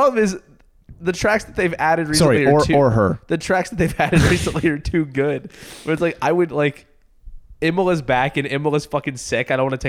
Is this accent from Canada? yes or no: yes; Canada; we're Canadian